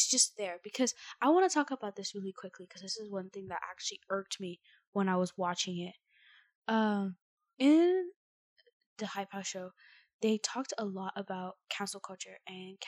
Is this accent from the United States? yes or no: no; Canada; I'm Canadian